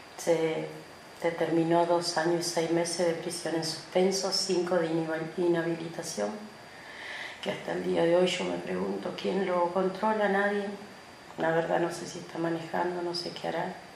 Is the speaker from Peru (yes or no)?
no; El Bolsón, Río Negro, Argentina; soy del Bolsón, Río Negro, Argentina.